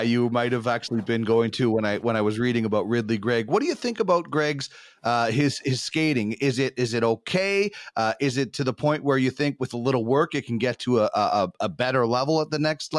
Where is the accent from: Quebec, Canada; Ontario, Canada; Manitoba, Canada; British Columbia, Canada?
Manitoba, Canada; Brandon; growing up in the Wheat City